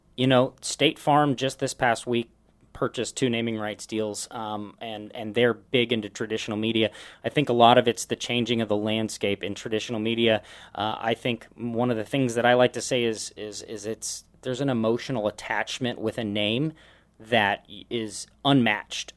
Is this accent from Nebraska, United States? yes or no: yes; Omaha, Nebraska, United States; also born or lived in San Francisco Bay Area / Dallas; now in Sioux Falls, United States; I grew up in Omaha